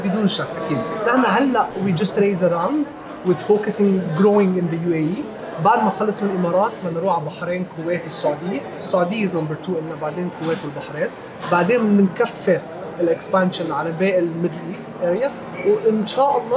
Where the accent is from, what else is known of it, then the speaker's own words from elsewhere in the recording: Nigeria; انا عشت بنيجيريا وربيت بنيجيريا كلمه يانزو بنيجيريا يعني هلا